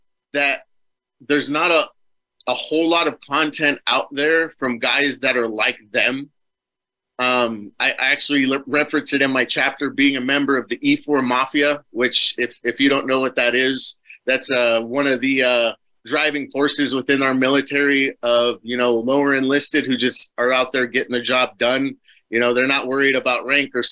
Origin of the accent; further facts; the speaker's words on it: Superior, Arizona, United States; I moved back to my hometown, so I'm back here now. It's called Superior